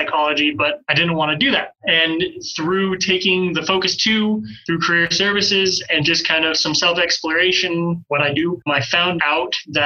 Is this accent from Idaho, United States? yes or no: yes; Pocatello, Idaho, United States; moved away as an adult; also born or lived in Utah / Marshall Islands; I'm originally from Pocatello, Idaho. I grew up in Pocatello, technically Chubbuck.